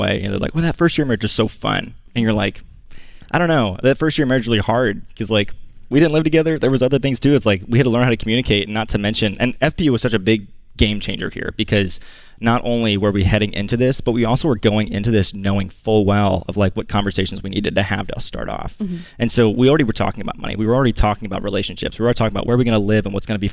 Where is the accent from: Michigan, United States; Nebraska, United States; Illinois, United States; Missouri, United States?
Illinois, United States; Southern; I grew up in Southern Illinois